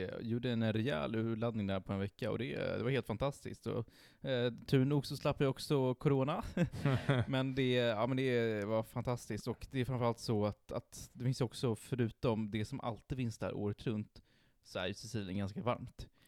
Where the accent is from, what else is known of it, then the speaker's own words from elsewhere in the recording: northern Italy, Italy; moved away; jag kommer från norra